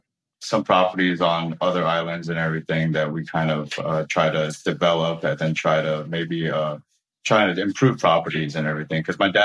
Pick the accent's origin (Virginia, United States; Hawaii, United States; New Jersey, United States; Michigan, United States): Hawaii, United States; Oahu; also born or lived in Kauai; growing up on Oahu. But like, yeah, when we were real little, Kauai was where we were born.